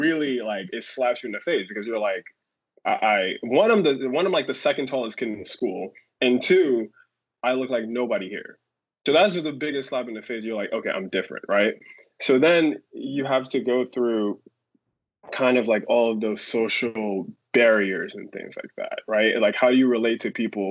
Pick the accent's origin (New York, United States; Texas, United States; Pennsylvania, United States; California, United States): New York, United States; I'm from the Bronx. I lived in the Bronx my entire life.